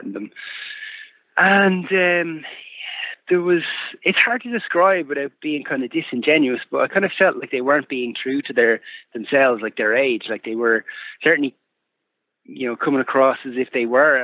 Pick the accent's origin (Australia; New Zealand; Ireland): Ireland; Fingal, outskirts of Dublin, Leinster; we are, like, products of our upbringing, right? We're from the outskirts of Dublin City. We're all from Fingal.